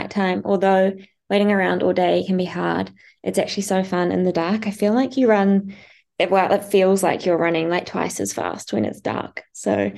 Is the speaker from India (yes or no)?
no; Noosa, Queensland, Australia; my hometown in Noosa